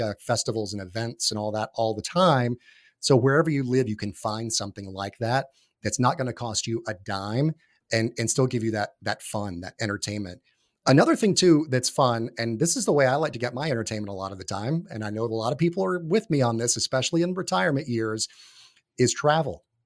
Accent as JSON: {"language": "English", "region": "North Georgia", "country": "United States", "tie": "born or raised there", "also_born_or_lived": "New York / Florida", "moved": "yes", "lives_now": "Atlanta, United States", "said": "in my hometown, uh, where I lived and grew up, up in North, uh, Georgia, northeast of Atlanta"}